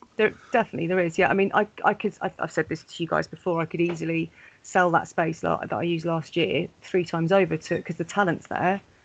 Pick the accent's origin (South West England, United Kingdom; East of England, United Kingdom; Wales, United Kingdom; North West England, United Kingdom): Wales, United Kingdom; Pontypridd; Pontypridd a few years ago as well, which is my hometown